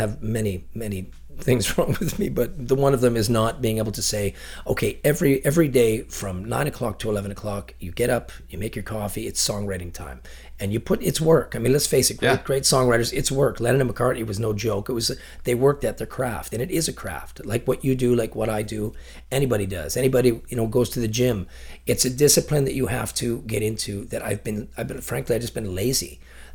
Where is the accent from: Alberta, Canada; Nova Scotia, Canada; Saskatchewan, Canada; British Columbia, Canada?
British Columbia, Canada; Chilliwack; also born or lived in Ontario; I grew up here in Chilliwack and I never wanted to leave here.